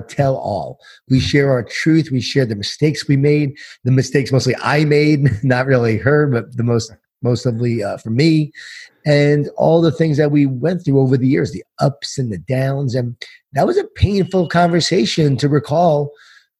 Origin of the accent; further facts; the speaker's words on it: Long Island, New York, United States; I grew up in Long Island, New York, Jewish Italian family